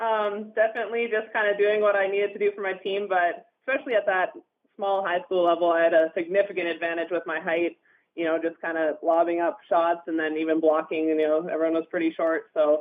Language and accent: English; Houston, British Columbia, Canada; Even when I was growing up in BC, I would have to clarify that I was from British Columbia because most people have never heard of Houston before.